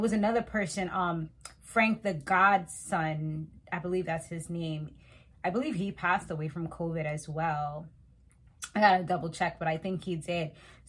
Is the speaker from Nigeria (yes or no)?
no; Montserrat; now in United States; because I was West Indian, you know, and I'm from Montserrat. It's like, oh, like, you know, but then it's like, I don't have the OD accent because I'm Americanized.